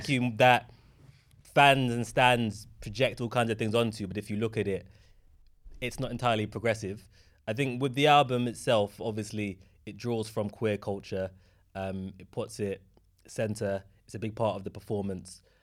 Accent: London, United Kingdom; my hometown, Tottenham, opposite from where I grew up

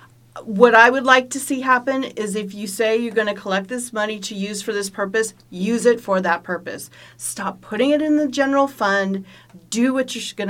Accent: Los Angeles, California, United States; I grew up in Encino

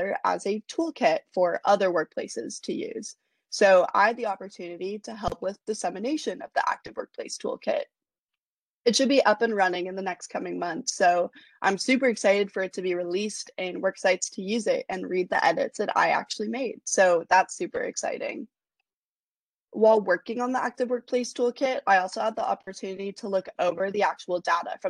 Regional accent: Portland, Oregon, United States; moved away as an adult; also born or lived in New Orleans; growing up in Portland

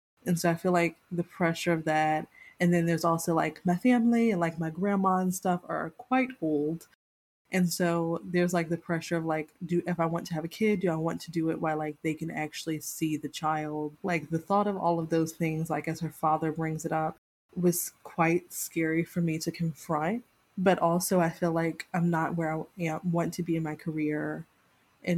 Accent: the South, United States; I come from the South and like my family is very personally linked to slavery

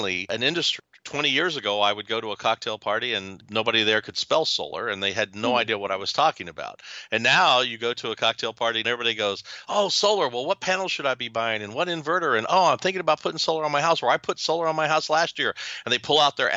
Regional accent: Louisville, Kentucky, United States; moved away; also born or lived in southern Ohio; I was born and raised in Louisville, Kentucky

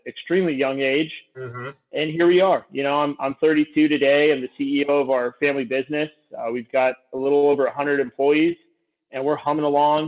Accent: Santa Cruz, California, United States; I grew up in Santa Cruz, California. I was raised on a ranch out here

